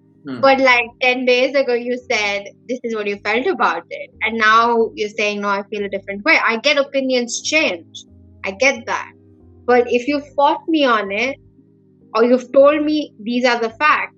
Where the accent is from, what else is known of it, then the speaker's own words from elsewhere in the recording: India; as an Indian kid